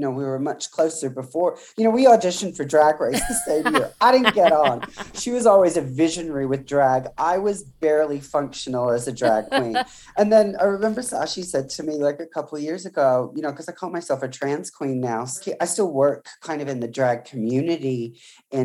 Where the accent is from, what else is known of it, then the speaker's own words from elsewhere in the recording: country Victoria, Australia; I was born in country Victoria into a pretty kind of working class family.